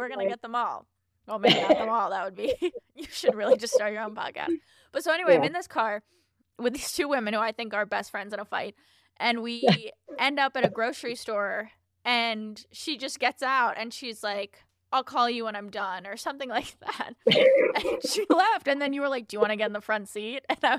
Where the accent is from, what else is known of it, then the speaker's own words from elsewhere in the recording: New York, United States; And I'm from New York, and I'm in Ubers and taxis all the time, but this was a service like no other.